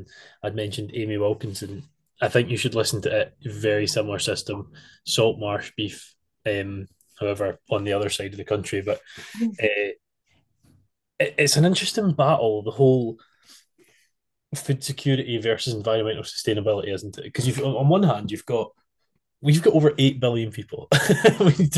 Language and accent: English; Scotland, United Kingdom; As a Scotsman